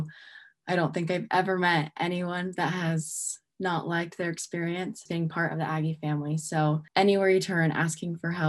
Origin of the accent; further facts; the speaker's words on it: Southern California, United States; now in Utah, United States; I'm also originally from Southern California